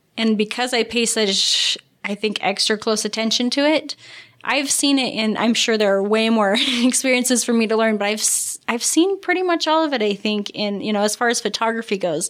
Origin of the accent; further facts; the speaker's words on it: St. George, Utah, United States; And I'm born and raised in St. George.